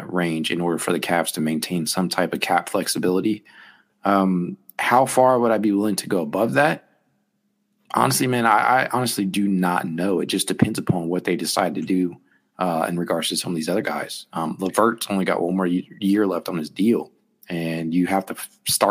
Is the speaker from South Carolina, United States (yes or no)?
no; Dayton, Ohio, United States; I'm from Dayton. I'm a UD guy.